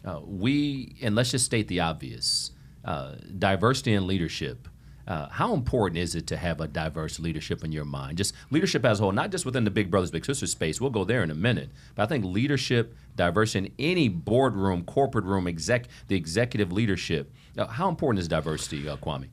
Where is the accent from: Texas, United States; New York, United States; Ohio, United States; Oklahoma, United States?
Ohio, United States; Toledo; growing up in Toledo, Ohio, inner city Toledo, Ohio